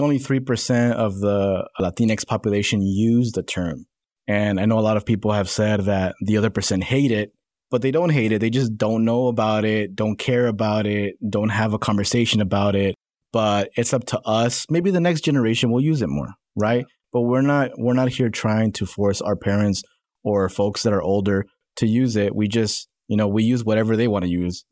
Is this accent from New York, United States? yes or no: no; Salinas, California, United States; now in Northwest Arkansas, United States; I was born in, uh, Salinas, California.